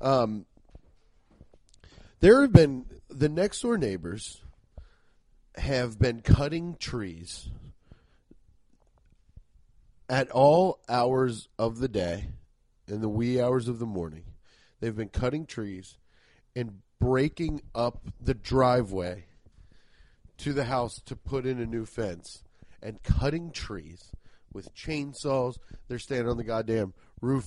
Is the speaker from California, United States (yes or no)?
no; Cincinnati, Ohio, United States; born or raised there